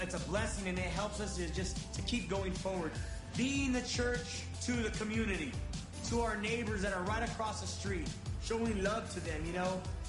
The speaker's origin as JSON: {"language": "English", "town": "Sanger", "country": "United States", "tie": "born or raised there", "said": "I grew up in Sanger."}